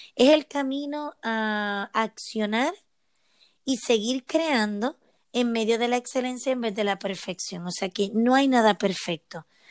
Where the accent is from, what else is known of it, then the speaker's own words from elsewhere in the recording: Puerto Rico; moved away as an adult; now in Seville, Spain; soy de Puerto Rico y desde hace 10 años vivo en Sevilla, España